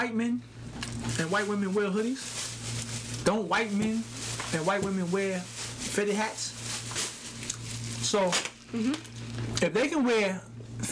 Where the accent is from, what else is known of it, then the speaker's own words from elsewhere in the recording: New York City, New York, United States; I'm from Brownsville, Brooklyn